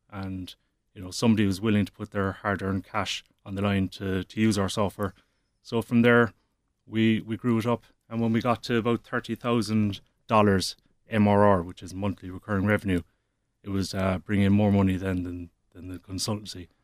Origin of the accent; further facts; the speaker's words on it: Cork, Munster, Ireland; Peter and myself, we're both from Cork. Our families are in Cork. We're educated in Cork